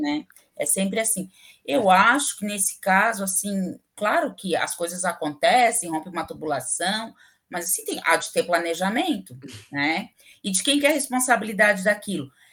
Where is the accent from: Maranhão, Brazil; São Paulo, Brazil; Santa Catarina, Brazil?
Santa Catarina, Brazil; Florianópolis; also born or lived in Rio Grande do Sul; eu não nasci aqui, em Florianópolis. Eu sempre morei aqui, mas eu não nasci aqui. Eu nasci no Rio Grande do Sul